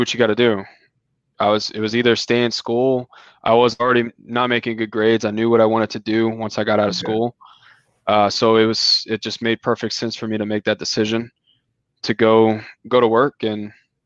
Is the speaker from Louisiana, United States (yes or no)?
yes; South Louisiana, United States; moved away as an adult; now in Houston, United States; I'm from South Louisiana